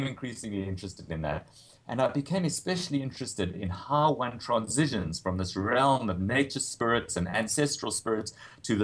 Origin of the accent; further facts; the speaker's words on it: South Africa; moved away as an adult; also born or lived in Cape Town / United States; as a South African